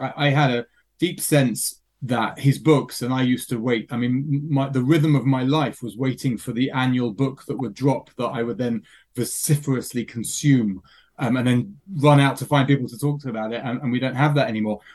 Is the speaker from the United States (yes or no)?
no; England, United Kingdom; now in Israel